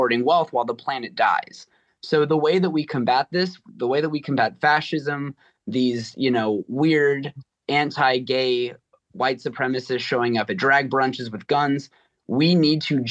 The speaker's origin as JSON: {"language": "English", "region": "California", "country": "United States", "moved": "yes", "lives_now": "Massachusetts, United States", "said": "I'm from California initially"}